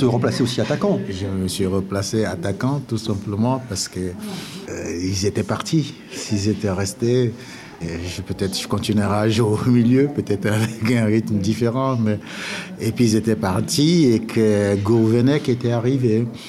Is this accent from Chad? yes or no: yes; N'Djamena, Chad; moved away; also born or lived in Nantes; je suis, un enfant de N'Djamena. J'ai grandi à N'Djamena.